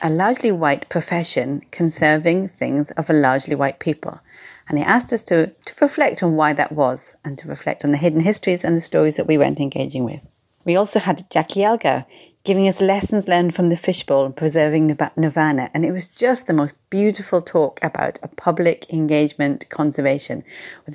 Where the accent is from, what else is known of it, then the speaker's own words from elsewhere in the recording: United Kingdom; being a Brit, I say shed.